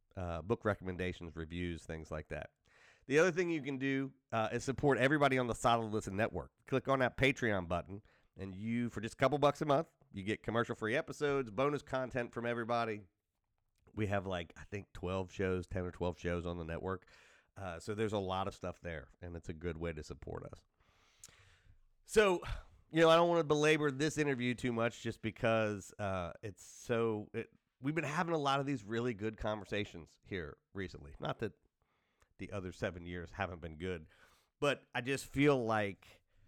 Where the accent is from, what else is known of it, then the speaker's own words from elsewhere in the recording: United States; I am an American and I'm like, you know, the rest of the country, more or less.